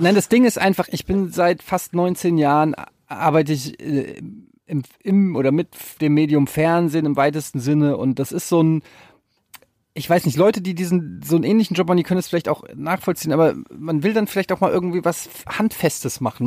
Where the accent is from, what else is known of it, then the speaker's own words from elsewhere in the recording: Frankfurt, Hesse, Germany; also born or lived in Cologne / Düsseldorf; now in Hamburg, Germany; ich bin geboren mitten in der City in Frankfurt, ich habe in Köln und Düsseldorf gewohnt, jetzt in Hamburg